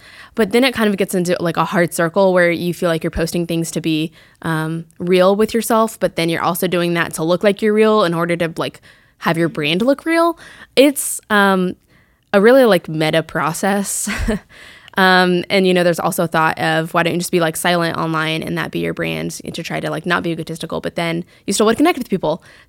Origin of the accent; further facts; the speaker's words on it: Fort Collins, Colorado, United States; moved away as an adult; also born or lived in Flagstaff, Arizona; now in Greenville, United States; I moved back to go to Colorado State University in Fort Collins, where I'm from.